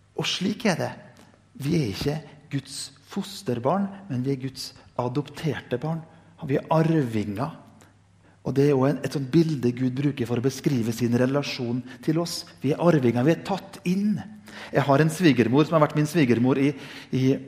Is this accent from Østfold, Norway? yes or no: no; Indre Nordmøre, Møre og Romsdal, Norway; Jeg kommer fra Indre Nordmøre, vi er født med dårlig sjøltillit.